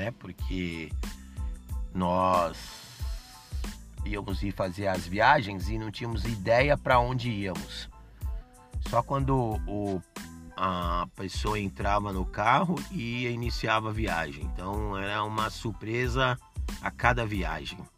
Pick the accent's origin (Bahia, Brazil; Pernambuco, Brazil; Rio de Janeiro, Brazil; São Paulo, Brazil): São Paulo, Brazil; sou nascido e criado aqui no Bexiga bairro da região central de São Paulo e, modéstia à parte, conheço muito bem a minha cidade